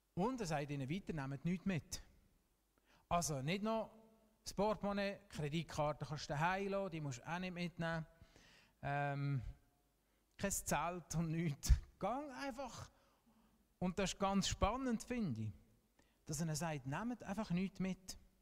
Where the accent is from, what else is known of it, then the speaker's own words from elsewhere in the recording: Switzerland; wir dürfen ausnahmsweise auch als Schweizer stolz sein auf unsere Fußballmannschaft